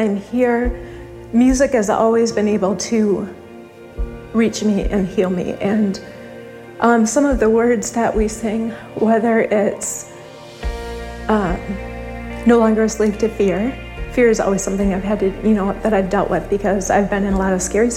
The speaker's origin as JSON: {"language": "English", "town": "Greenville", "country": "United States", "said": "we're from Greenville area"}